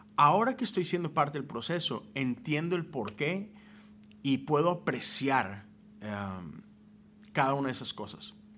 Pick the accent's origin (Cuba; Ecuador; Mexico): Mexico; moved away as an adult; now in United States; Yo soy de México, nací, crecí allá, viví 30 años en México